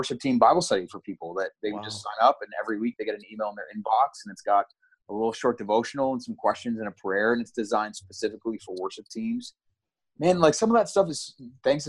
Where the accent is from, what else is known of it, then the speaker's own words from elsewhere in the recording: Ottawa, Ontario, Canada; I grew up in Ottawa